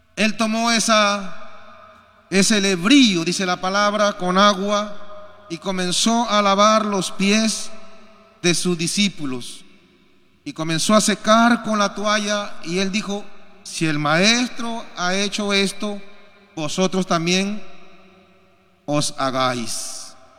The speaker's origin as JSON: {"language": "Spanish", "country": "Peru", "said": "Y nosotros también como peruanos"}